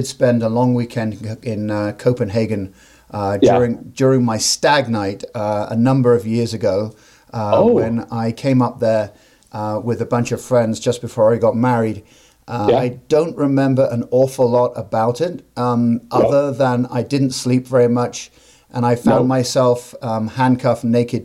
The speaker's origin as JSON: {"language": "English", "region": "England", "country": "United Kingdom", "tie": "born or raised there", "moved": "yes", "lives_now": "United States", "said": "I grew up in England"}